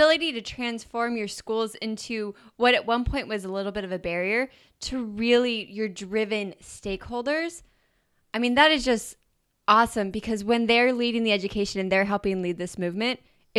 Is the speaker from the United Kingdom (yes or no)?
no; Idaho, United States; I grew up in Idaho